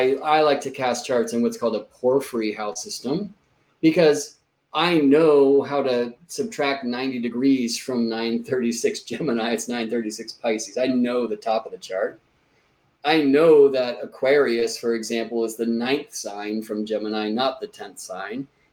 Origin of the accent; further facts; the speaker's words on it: Boston, Massachusetts, United States; now in El Sobrante, United States; I was born in Boston, Massachusetts. I now live in California